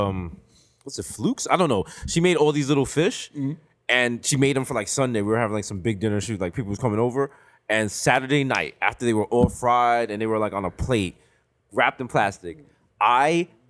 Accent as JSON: {"language": "English", "town": "New York City", "region": "New York", "country": "United States", "said": "Now, me being from 233rd in the Bronx"}